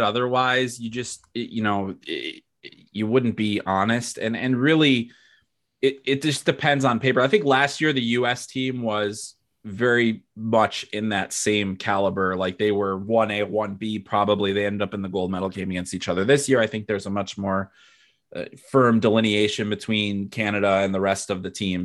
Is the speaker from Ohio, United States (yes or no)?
no; Chicago, Illinois, United States; I'm from Chicago, you know, I grew up a Blackhawks fan